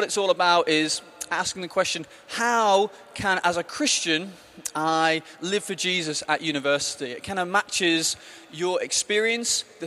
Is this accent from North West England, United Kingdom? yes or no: yes; the Northwest, North West England, United Kingdom; moved away as an adult; now in Brighton, United Kingdom; I grew up in the Northwest, as you might be able to tell from my accent